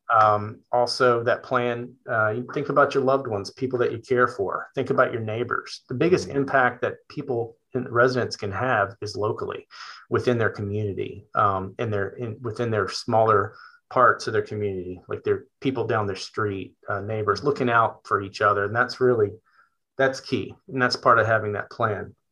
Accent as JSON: {"language": "English", "town": "Richmond", "region": "Virginia", "country": "United States", "moved": "yes", "lives_now": "Gloucester County, United States", "said": "I am from Richmond, Virginia."}